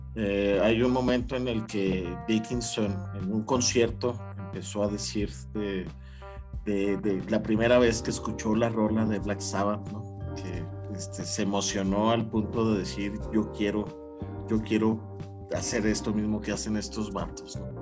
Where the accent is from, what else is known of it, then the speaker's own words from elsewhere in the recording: Chihuahua, Mexico; mi ciudad natal, Chihuahua.